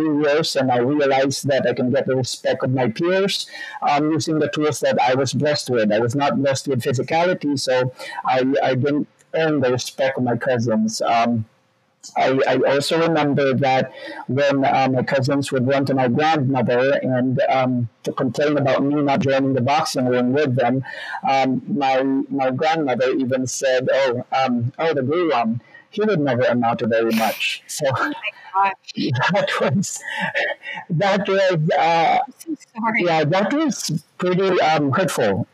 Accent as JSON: {"language": "English", "town": "Bacolod", "region": "Western Visayas", "country": "Philippines", "tie": "born or raised there", "moved": "yes", "lives_now": "Texas, United States", "said": "I grew up in the Philippines. So I grew up in Bacolod City, Philippines"}